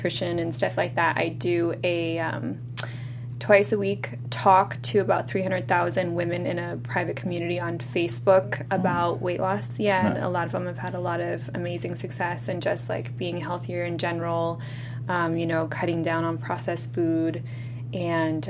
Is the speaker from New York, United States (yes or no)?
yes; New York, United States; I'm from New York